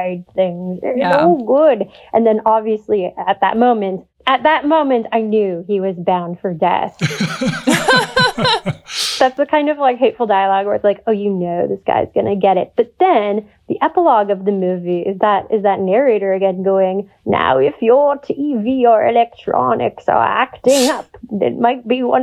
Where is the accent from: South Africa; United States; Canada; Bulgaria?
Canada; as a Canadian